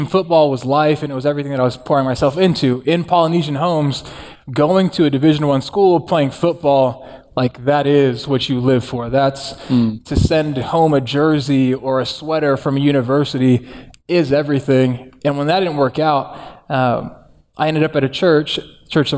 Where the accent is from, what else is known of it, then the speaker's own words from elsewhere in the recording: Santa Ana, California, United States; I grew up in Orange County in Santa Ana with my mom, who is Mexican, and my dad is Tongan